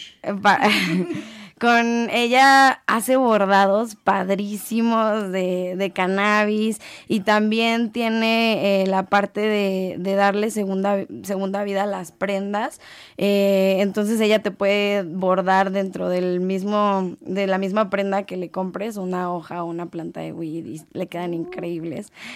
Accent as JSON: {"language": "Spanish", "country": "Mexico", "said": "nosotros como mexicanos"}